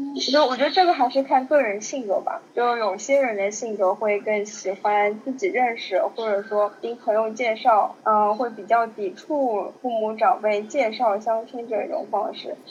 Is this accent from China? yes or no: yes; Shanghai, China; 作为一个上海人，是一个让别的地方很多人让人羡慕的一个身份